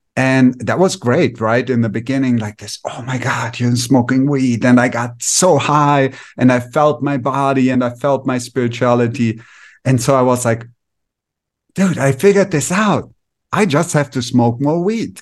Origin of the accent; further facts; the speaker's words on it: Germany; moved away as an adult; also born or lived in India; now in Mexico; I grew up in Germany, regular childhood.